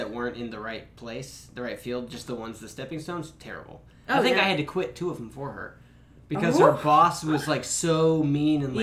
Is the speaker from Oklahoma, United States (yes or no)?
yes; Oklahoma, United States